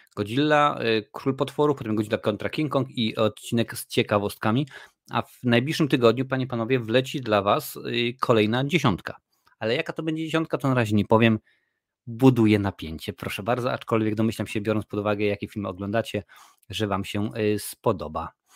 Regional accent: Lesser Poland, Poland; Jestem z Małopolski, u nas się mówi na polu

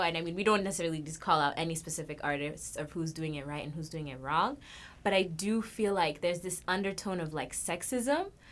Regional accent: Kenya; I'm from Kenya.

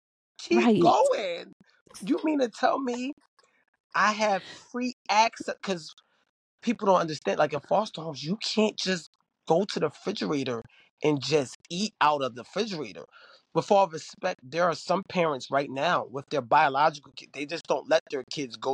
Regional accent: Philadelphia, Pennsylvania, United States; They saying I'm not from here. I'm from Philly. And I'm trying to, like, fit in.

